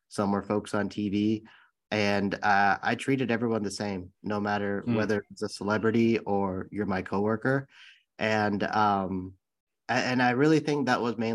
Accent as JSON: {"language": "English", "town": "San Bruno", "region": "California", "country": "United States", "tie": "born or raised there", "said": "I grew up in the Bay Area in San Bruno, California, and that's the city right by San Francisco International Airport"}